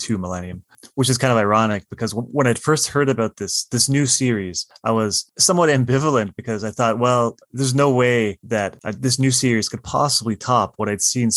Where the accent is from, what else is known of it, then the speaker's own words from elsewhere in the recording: Windsor, Ontario, Canada; growing up where I did. I live in Windsor, Ontario, Canada, and we're a border city